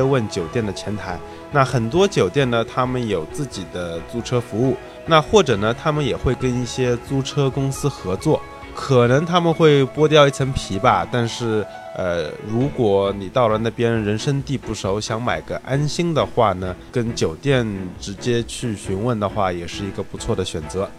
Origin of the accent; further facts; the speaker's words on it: China; 我们中国人